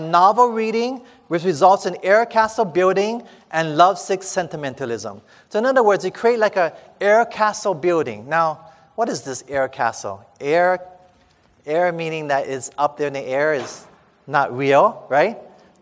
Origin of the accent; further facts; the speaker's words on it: Hawaii, United States; I'm from Hawaii